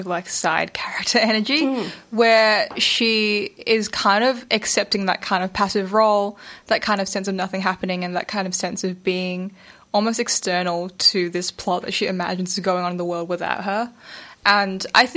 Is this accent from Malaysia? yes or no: yes; Malaysia; I'm Malaysian Chinese